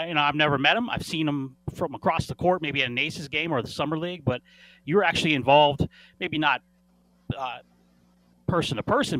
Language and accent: English; Las Vegas, Nevada, United States; I lived in Vegas, and I know we're going to get into some stories because you were back in that area, but I grew up in Vegas